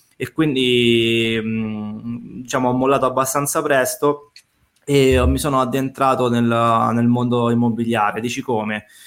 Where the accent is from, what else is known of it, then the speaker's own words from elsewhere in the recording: Rome, Lazio, Italy; moved away as an adult; now in Tuscany, Italy; mi sono trasferito in Toscana in quanto sono romano, ma ho fatto questa scelta di vita da quasi sei anni ormai